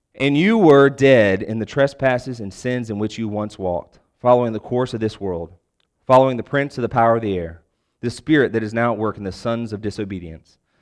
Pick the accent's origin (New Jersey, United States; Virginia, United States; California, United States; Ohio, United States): Virginia, United States; Richmond; moved away as an adult; also born or lived in Lexington, Virginia / Wake Forest, North Carolina; now in Raleigh, United States; I'm actually originally from Richmond